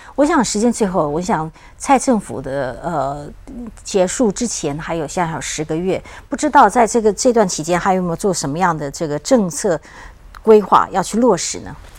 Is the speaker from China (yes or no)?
no; Taiwan; 我们台湾也也会很有兴趣哦